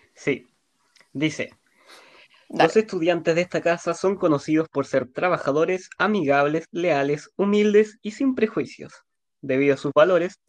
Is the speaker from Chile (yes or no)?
yes; Punta Arenas, Magallanes and Chilean Antarctica, Chile; yo soy de Punta Arenas